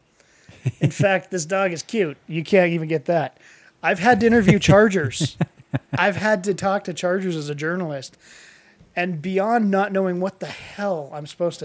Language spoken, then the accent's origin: English; Denver, Colorado, United States; moved away; also born or lived in San Diego, California; I grew up in Denver